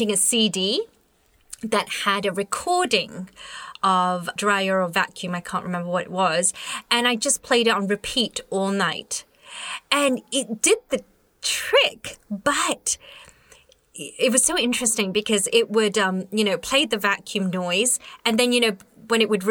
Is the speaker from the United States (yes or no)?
no; India; I'm Indian